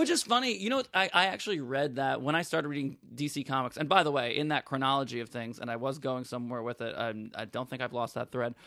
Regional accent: New York City, New York, United States; also born or lived in Boston / Brooklyn; I grew up on Second and Bowery when I was around six years old. We move over Broadway just south of Astor, and I've lived there pretty much uh, my whole life.

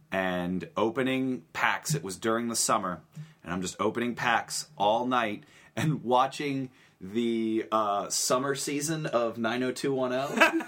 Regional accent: Beaver Falls, Pennsylvania, United States; I grew up in Beaver Falls

